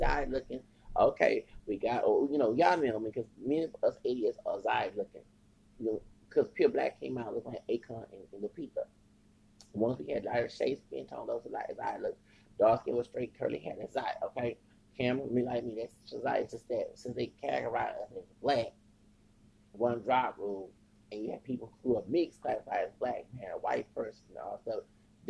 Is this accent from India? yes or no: no; the South, United States; And I'm from the South.